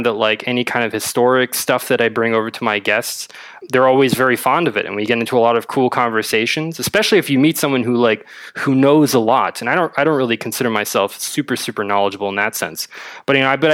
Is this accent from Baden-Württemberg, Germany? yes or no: no; Berlin, Germany; also born or lived in Madrid, Spain; I'm from Berlin, born and raised.